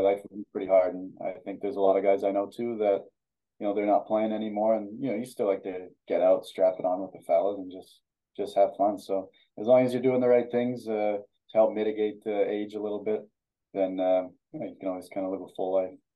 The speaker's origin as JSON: {"language": "English", "town": "Ardrossan", "region": "Alberta", "country": "Canada", "tie": "born or raised there", "also_born_or_lived": "Sherwood Park, Alberta", "said": "like from Alberta. So it was pretty cold uh, most of the time in the winter."}